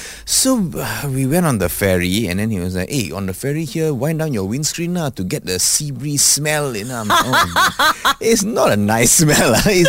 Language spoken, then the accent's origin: English; Malaysia; At least we are Malaysian.